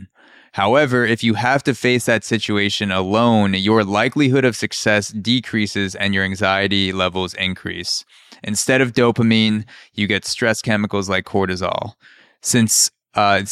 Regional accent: New York City, New York, United States; as a New Yorker

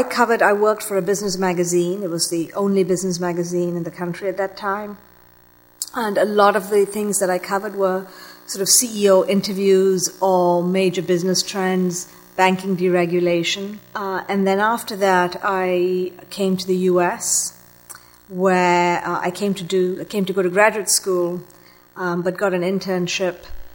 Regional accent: Malaysia; moved away as an adult; I'm of Sri Lankan descent, but I grew up in Malaysia

